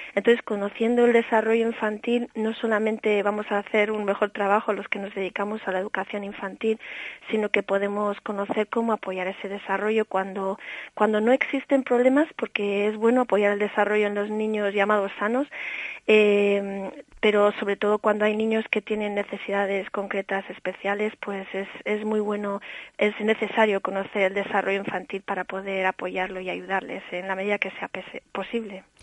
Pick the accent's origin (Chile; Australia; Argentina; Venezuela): Australia; also born or lived in Cantabria; now in Spain; nací en Australia y por eso me dedico a enseñar inglés